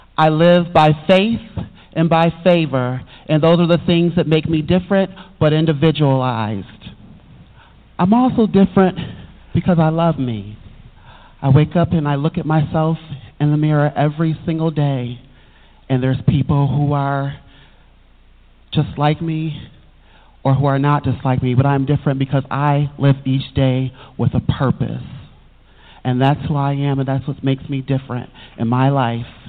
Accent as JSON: {"language": "English", "town": "Buffalo", "region": "New York", "country": "United States", "tie": "born or raised there", "said": "I'm from Buffalo, New York, born and raised um, on the east side of Buffalo"}